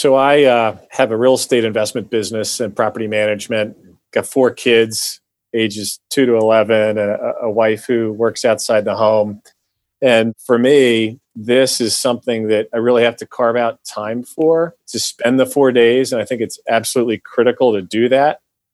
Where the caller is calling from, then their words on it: Philadelphia, Pennsylvania, United States; I'm calling in from Philadelphia.